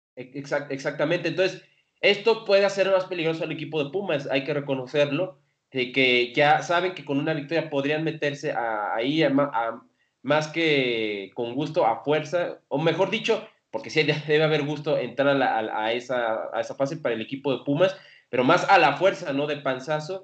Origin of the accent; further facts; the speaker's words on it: Mexico City, Mexico; yo que soy chilango